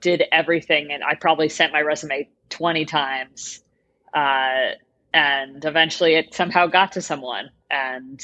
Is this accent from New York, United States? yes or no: yes; upstate New York, United States; moved away as an adult; now in Los Angeles, United States; I'm from upstate New York originally